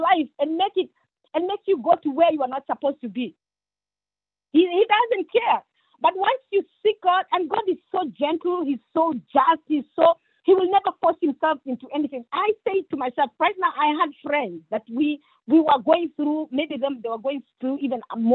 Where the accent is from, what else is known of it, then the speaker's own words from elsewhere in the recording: Kenya; moved away; I come from Kenya